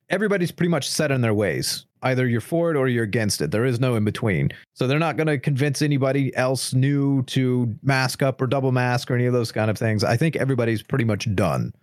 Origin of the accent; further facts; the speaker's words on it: United States; I am irredeemably American